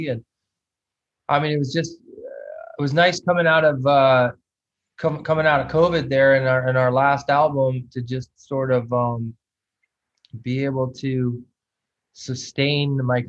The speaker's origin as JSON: {"language": "English", "country": "Canada", "moved": "as an adult", "lives_now": "Los Angeles, United States", "said": "No, I stayed here. And Canada, to me, was more strict anyway"}